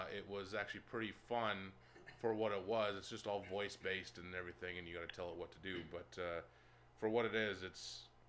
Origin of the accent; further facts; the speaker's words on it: Philippines; Is that because I'm Filipino?